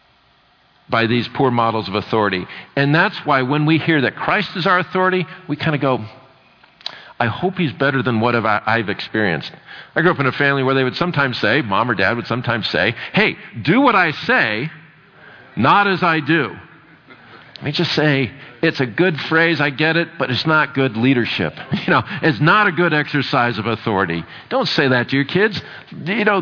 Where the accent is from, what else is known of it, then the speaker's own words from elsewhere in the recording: United States; I'm from America